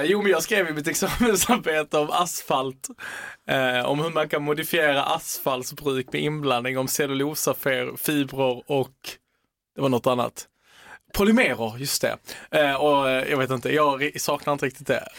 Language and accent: Swedish; Sweden; also born or lived in Italy (ancestry); jag som svensk italienare